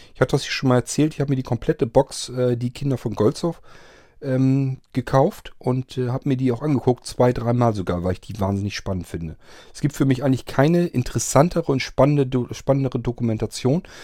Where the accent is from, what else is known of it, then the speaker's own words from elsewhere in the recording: Germany; Ich bin nicht in der DDR groß geworden